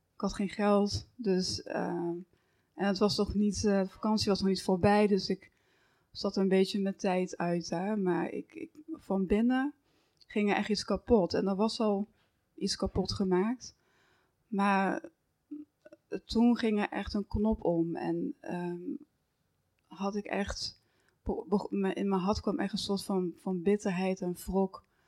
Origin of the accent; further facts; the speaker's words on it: Horn, near Roermond, Limburg, Netherlands; in Horren, dus een, een, een dorpje bij Roermond in, eh, in, Limburg, misschien hoorde je dat al aan mijn accent. dat, eh, dus daar ben ik ook opgegroeid.